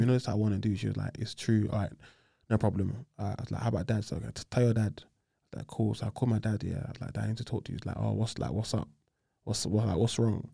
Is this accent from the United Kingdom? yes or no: yes; London, United Kingdom; I grew up on the Aylesbury Estate, Southeast